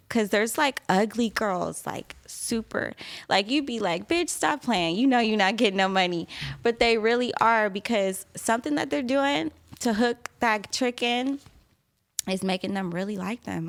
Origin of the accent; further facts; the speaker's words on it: San Diego, California, United States; also born or lived in Kansas City, Missouri; I live, I grew up in San Diego.